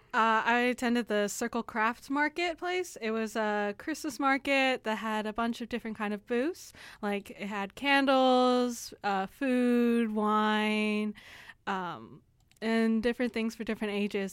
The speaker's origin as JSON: {"language": "English", "town": "San Antonio", "region": "Texas", "country": "United States", "said": "I am from San Antonio"}